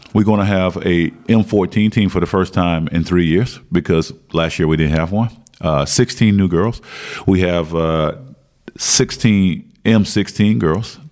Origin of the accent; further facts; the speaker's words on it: Martinsville, Virginia, United States; moved away as an adult; now in Belgium; growing up in Martinsville, Virginia, which the population is probably 50,000, 75,000 max, uh, that's all we had school and basketball